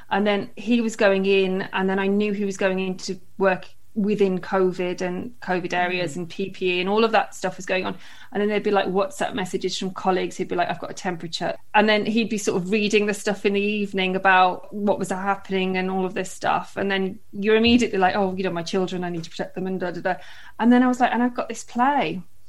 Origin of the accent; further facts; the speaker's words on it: West Midlands, United Kingdom; also born or lived in London; now in Cardiff, United Kingdom; So my dad's side's all from Merthyr and I grew up in the Midlands, and then we kind of leapfrogged around England for ages and we're in London, and then we've been in Cardiff now for 9 years, just over 9 years I think.